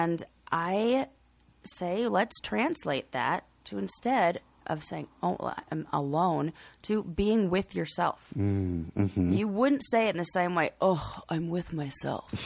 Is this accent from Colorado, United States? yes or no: yes; Colorado, United States; I'm just from Colorado. It's very sunny.